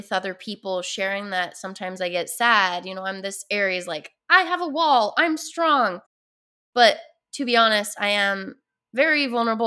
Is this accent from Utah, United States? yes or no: yes; Utah, United States; I grew up in Utah